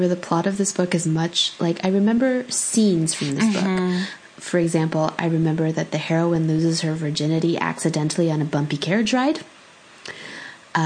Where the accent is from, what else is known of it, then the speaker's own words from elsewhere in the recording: California, United States; I grew up in California